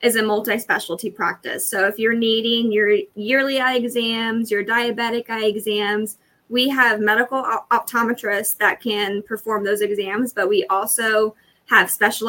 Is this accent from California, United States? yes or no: no; Florida, United States; born and raised in Florida